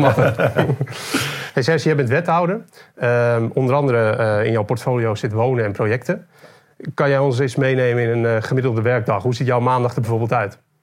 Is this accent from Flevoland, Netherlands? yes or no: no; Haarlem, North Holland, Netherlands; Want ik kom zelf uit Haarlem